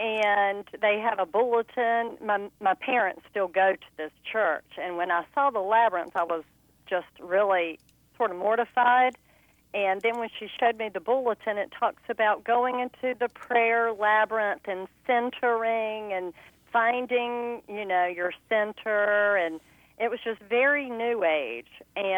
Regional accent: Lumberton, North Carolina, United States; now in Cary, United States; my hometown church in Lumberton, North Carolina.

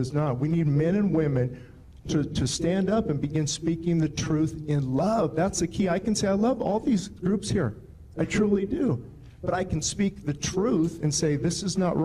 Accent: Lancaster, California, United States; I was born in Lancaster, lived here all my life

